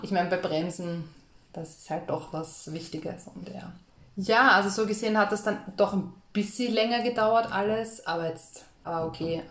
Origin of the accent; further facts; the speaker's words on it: Austria; wir sind halt aus Österreich